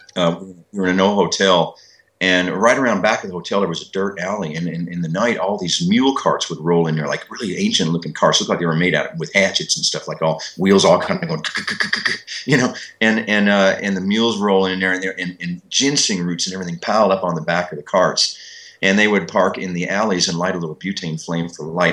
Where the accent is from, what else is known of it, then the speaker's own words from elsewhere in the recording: Kentucky, United States; when I was growing up in Kentucky